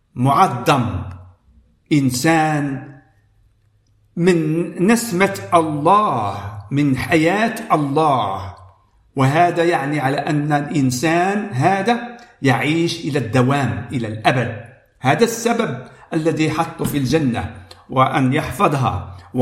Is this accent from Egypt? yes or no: no; Morocco; أنا من المغرب